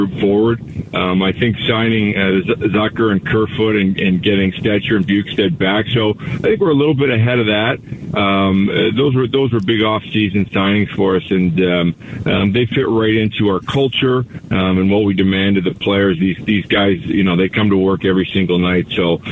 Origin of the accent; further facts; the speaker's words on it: Canada; now in Arizona, United States; I'm Canadian